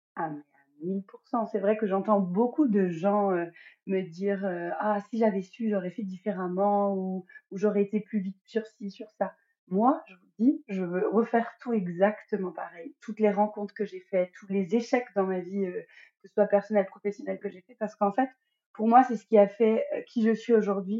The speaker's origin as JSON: {"language": "French", "region": "Normandy", "country": "France", "moved": "as an adult", "lives_now": "Guadeloupe", "said": "je suis une Normande expatriée en Guadeloupe avec ma petite famille depuis à peu près un an et demi."}